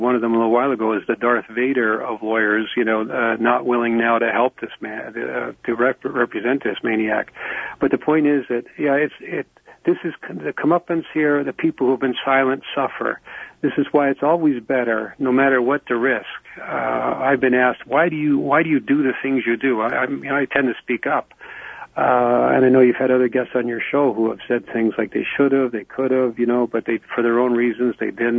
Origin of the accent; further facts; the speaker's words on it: Canada; I'm a Canadian, so when I talk about American politics, I always remind my friends that I'm a Canadian.